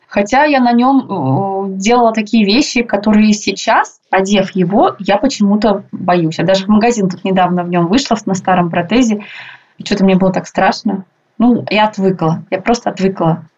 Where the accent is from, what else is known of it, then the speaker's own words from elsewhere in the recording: Tyumen, Tyumen Oblast, Russia; also born or lived in Ufa, Russia; now in Moscow, Russia; все дети мы там росли в Тюмени, в Тюменской области